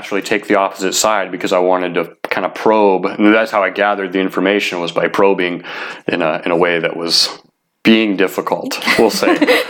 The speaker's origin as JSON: {"language": "English", "region": "Ohio", "country": "United States", "tie": "born or raised there", "also_born_or_lived": "Washington", "said": "I was born in Washington, but my family, my stepdad at the time, he was from Ohio, and so when my mom married my stepdad, I was like 8 months, 9 months old at the time, and after they got married, we ended up moving to Ohio."}